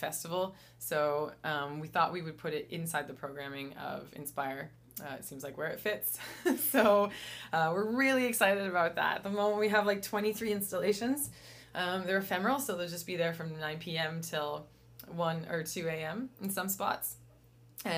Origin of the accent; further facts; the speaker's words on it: Riverview, New Brunswick, Canada; I grew up in Riverview